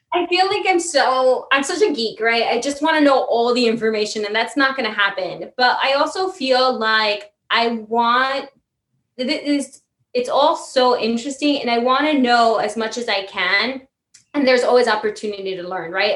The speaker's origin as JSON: {"language": "English", "town": "New York City", "region": "New York", "country": "United States", "tie": "born or raised there", "also_born_or_lived": "Italy", "lives_now": "New York City, United States", "said": "my hometown's new york but my home is italy"}